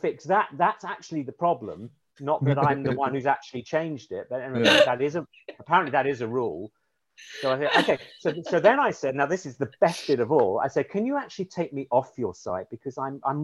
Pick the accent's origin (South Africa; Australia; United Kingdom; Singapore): United Kingdom; accent: London and Southeast, received pronunciation; now in Humboldt, United States